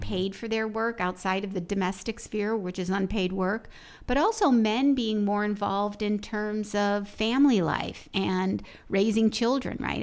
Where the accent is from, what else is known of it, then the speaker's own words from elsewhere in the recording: Chicago, Illinois, United States; I grew up in Chicago, so it was an incredibly segregated city as well